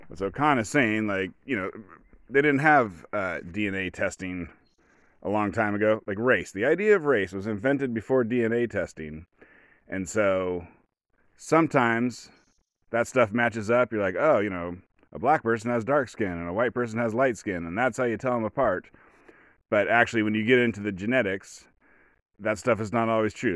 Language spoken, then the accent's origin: English; rural Oregon, United States; I'm from a rural white Oregon